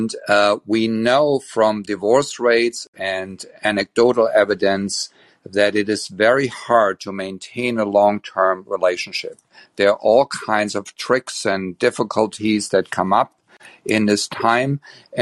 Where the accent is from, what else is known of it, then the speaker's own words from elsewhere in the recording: Germany; English is a second language; moved away as an adult; now in Berkeley, United States; as you can probably hear from my slight accent, I am from Germany, and I got my education as a psychologist in Germany. And this June, it is 40 years that I immigrated to United States